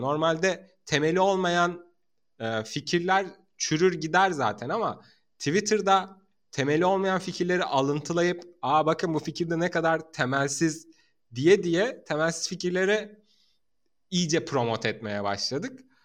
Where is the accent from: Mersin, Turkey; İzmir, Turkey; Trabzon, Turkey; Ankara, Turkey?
Mersin, Turkey; ben Mersin'de doğup büyüdüm